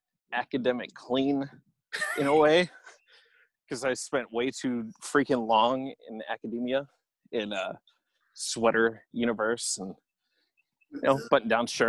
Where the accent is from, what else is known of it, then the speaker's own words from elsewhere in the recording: South Carolina, United States; I come from South Carolina